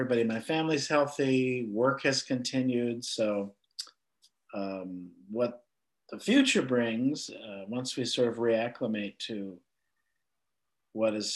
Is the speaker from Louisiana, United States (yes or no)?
no; northern Minnesota, United States; I was raised in Minnesota, which being a Jewish kid in northern Minnesota was an interesting perspective on life